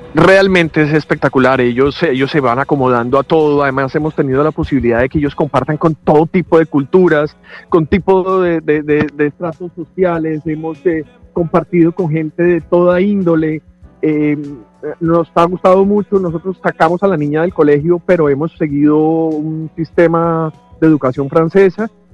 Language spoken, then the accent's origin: Spanish; Colombia; moved away as an adult; Me hace mucha falta estar en mi país en este momento.